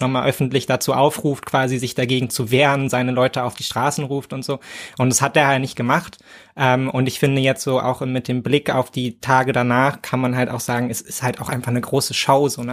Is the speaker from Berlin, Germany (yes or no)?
yes; Berlin, Germany; ich als Berliner